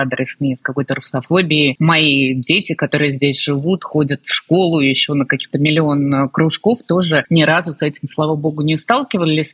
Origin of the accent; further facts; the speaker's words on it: Russia; moved away as an adult; now in Georgia; я из России, я русская